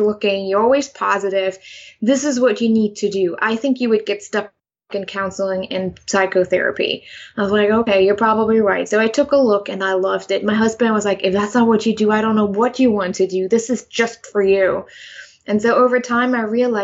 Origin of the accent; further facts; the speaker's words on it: Germany; English is a second language; now in United States; I'm originally from Germany. I grew up there. I was born there.